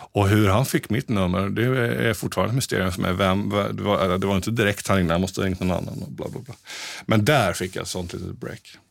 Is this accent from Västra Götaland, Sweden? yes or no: no; Mönsterås, Kalmar County, Sweden; moved away as an adult; also born or lived in Piteå; now in Stockholm, Sweden; vi hade en jättefin musikaffär där vi kommer från i Mönsterås